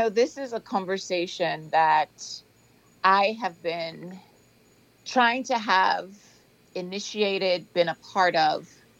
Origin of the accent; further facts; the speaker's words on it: Nassau, New Providence, Bahamas; moved away as an adult; also born or lived in Freeport, Bahamas; now in Fort Lauderdale, United States; I am in sunny South Florida, originally from Freeport, and I grew up in Nassau. I finished high school in the Bahamas. I started school in the Bahamas and finished in the Bahamas.